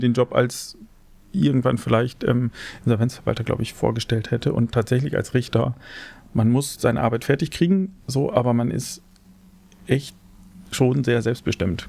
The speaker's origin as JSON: {"language": "German", "town": "Osnabrück", "region": "Lower Saxony", "country": "Germany", "tie": "born or raised there", "also_born_or_lived": "Cologne", "said": "in Osnabrück, zufällig meine Heimat"}